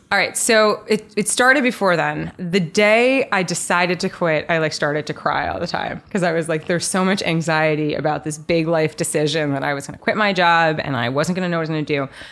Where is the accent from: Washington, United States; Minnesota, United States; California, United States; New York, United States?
New York, United States; also born or lived in Nashville; I grew up here in New York. Um, so born and raised New Yorker, went to school here, college here, law school here